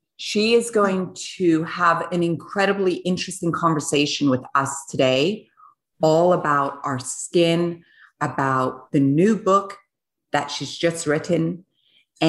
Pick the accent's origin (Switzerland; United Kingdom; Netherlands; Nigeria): Switzerland; I was born in Switzerland, and I was born on a biodynamic farm.